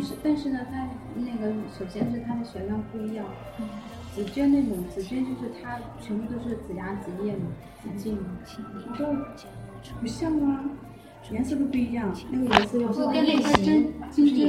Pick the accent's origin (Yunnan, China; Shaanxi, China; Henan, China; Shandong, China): Yunnan, China; Yuxi; 因为我云南人。